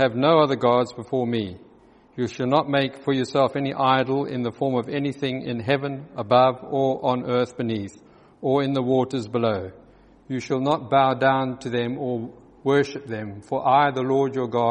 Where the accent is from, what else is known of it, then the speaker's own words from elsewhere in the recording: South Africa; accent: South African; moved away; also born or lived in Johannesburg; As you probably recognize from my accent, I spent many years in South Africa